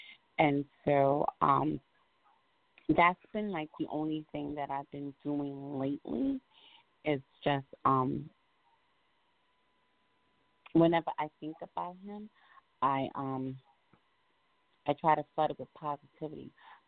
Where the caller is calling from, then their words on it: Albany, New York, United States; I'm calling you from Albany, New York.